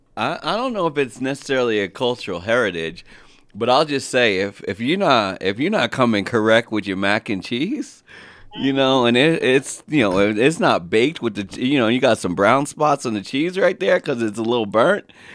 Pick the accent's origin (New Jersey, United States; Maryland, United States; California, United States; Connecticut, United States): New Jersey, United States; moved away; while we grew up in Jersey, we stem from down south in North Carolina